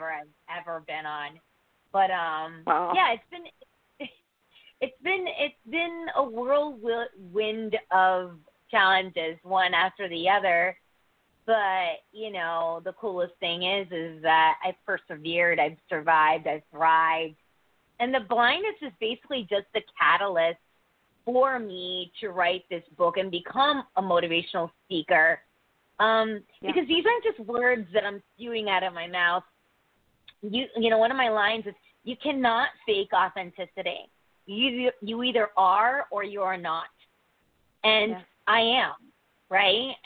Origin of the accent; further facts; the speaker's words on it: Connecticut, United States; I'm from Connecticut